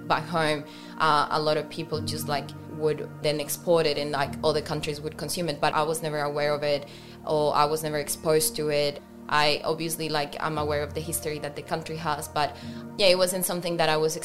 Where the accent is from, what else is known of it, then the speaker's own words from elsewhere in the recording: Pasto, Nariño, Colombia; English is a second language; moved away as an adult; now in Australia; I'm from Colombia. I'm from a city called Pasto.